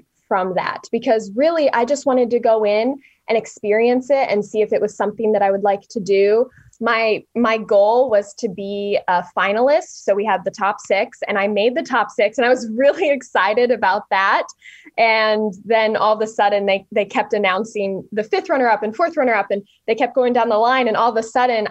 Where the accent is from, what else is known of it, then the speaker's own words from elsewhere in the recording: Elkhart, Indiana, United States; I'm a local girl. I'm from Elkhart